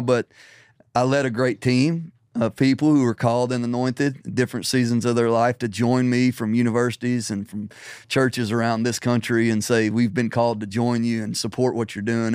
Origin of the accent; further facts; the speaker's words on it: Middle Tennessee, United States; also born or lived in Nashville; I was born and raised in Middle Tennessee.